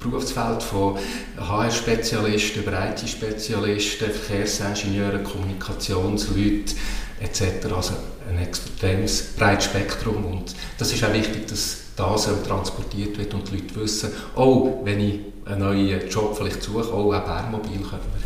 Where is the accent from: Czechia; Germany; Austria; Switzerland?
Switzerland; Basel-Landschaft; Ich komme aus Oberbaselbiet und, und bringe natürlich das mit.